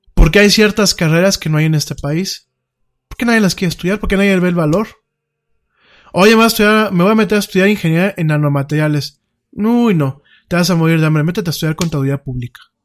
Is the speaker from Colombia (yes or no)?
no; Mexico